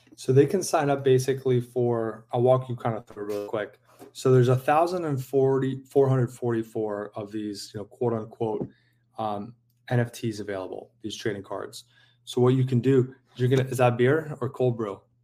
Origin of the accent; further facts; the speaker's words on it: San Diego, California, United States; moved away; I grew up in San Diego